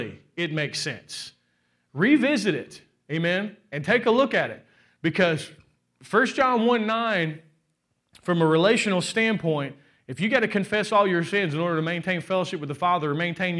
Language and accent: English; Kentucky, United States; I'm from Kentucky